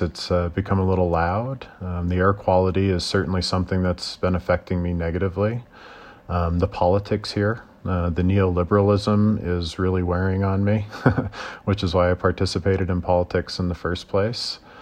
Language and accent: English; Nebraska, United States; moved away as an adult; now in Denver, United States; I'm from Nebraska, so it was already a bigger town than I'm accustomed to.